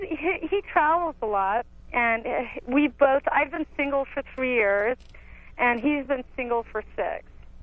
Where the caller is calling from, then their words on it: Santa Cruz, California, United States; I'm calling from Santa Cruz. I'm 28